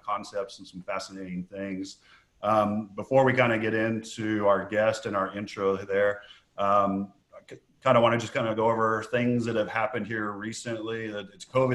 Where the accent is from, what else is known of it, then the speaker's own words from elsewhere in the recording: Lubbock, Texas, United States; I'm from West Texas, Lubbock, Texas